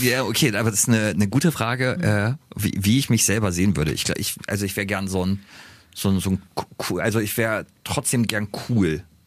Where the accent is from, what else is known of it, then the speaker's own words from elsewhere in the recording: Germany; wir sind Deutsche